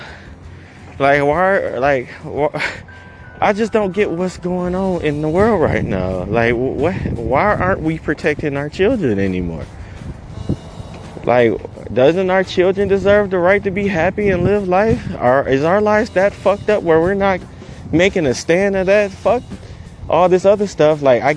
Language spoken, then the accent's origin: English; Detroit, Michigan, United States; I grew up in Detroit